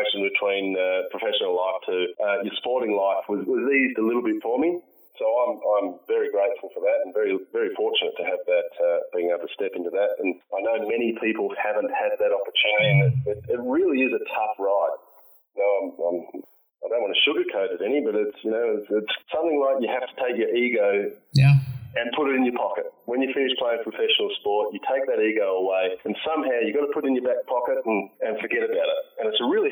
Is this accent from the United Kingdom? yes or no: no; Perth, Western Australia, Australia; I want to see Perth win because it's my hometown